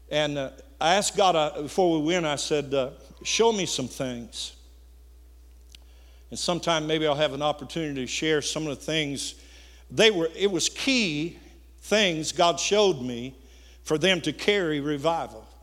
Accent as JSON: {"language": "English", "region": "Missouri", "country": "United States", "said": "course, I'm from Missouri."}